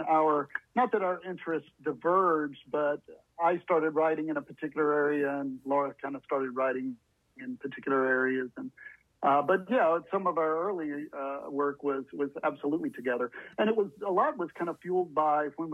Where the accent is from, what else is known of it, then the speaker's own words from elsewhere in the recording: the South, United States; also born or lived in Bloomington, Indiana / Alabama; now in Tallahassee, United States; I grew up in the South, and so kind of wanted to be a little closer to family